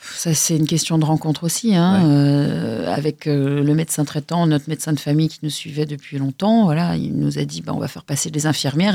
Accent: Lyon, Auvergne-Rhône-Alpes, France; Je suis née à Lyon, dans le quartier de la Croix-Rousse

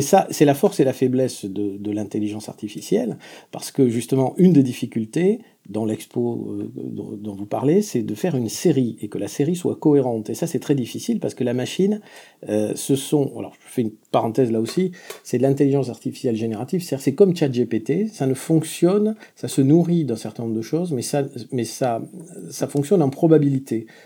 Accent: Béarn, Nouvelle-Aquitaine, France; accent: Béarnais (within a Parisian accent); moved away; also born or lived in Paris; Peut-être vous avez remarqué une pointe d'accent dans mon, dans mon accent parisien, qui est un accent béarnais. Je suis fondamentalement béarnais

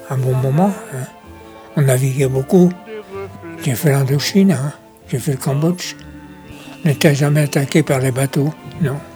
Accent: Paris, Île-de-France, France; Là-bas, je suis parisien.

